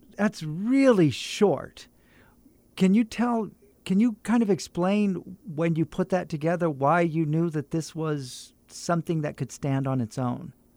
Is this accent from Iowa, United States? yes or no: no; Fresno, California, United States; moved away as an adult; I, I'm from Fresno